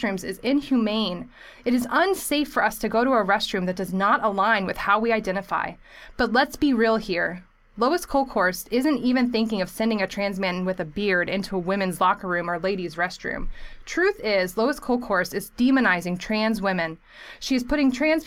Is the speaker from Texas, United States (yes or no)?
yes; Texas, United States; Texas, my home state